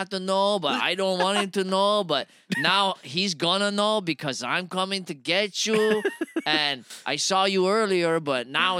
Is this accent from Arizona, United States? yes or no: yes; Phoenix, Arizona, United States; moved away as an adult; now in Miami, United States; I grew up in Phoenix.